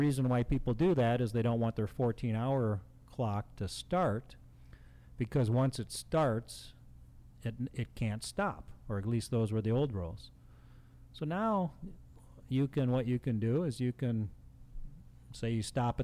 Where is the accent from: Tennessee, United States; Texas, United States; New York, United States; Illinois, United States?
Illinois, United States; Chicago; I grew up in Chicago